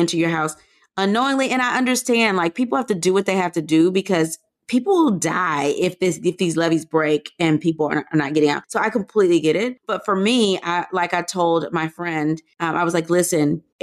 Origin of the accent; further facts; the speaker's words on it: Louisiana, United States; I'm from Louisiana